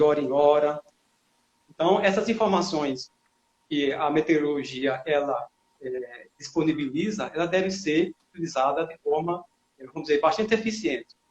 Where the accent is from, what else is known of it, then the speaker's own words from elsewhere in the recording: Paraíba, Brazil; moved away as an adult; now in Sergipe, Brazil; eu sou paraibano, mas já estou aqui há muito tempo